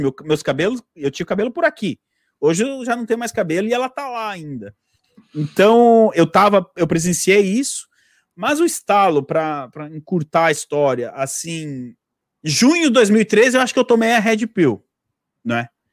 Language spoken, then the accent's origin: Portuguese; Brazil; moved away as an adult; also born or lived in Italy / England; now in United Kingdom; eu tinha 18 anos, 19, eu falei, meu, mas eu saí do Brasil